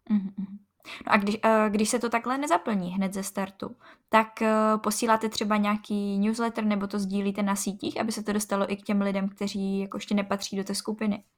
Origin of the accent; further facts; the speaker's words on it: Moravian-Silesian Region, Czechia; u nás v Moravskoslezském kraji